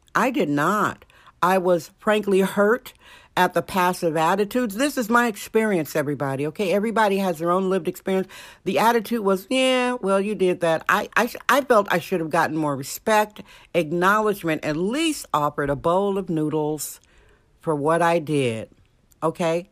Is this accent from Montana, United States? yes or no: no; Indiana, United States; now in San Francisco, United States; Indiana, my home state